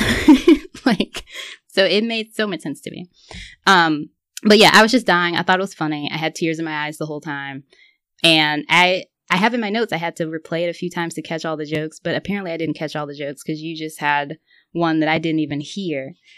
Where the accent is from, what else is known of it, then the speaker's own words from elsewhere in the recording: the South, United States; I grew up in the South